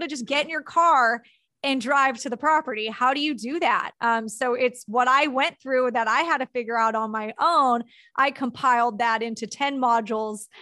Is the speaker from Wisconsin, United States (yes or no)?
no; Southern California, United States; born or raised there